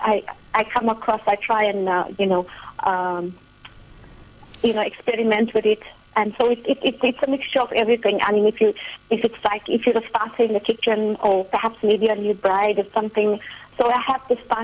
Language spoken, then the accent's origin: English; Durban, KwaZulu-Natal, South Africa; I'm from Durban